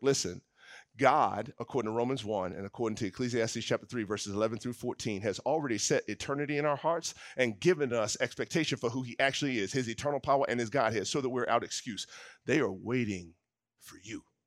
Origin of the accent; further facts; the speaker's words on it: the South, United States; growing up in the South, my dad has been involved in the work of redemptive ethnic unity for years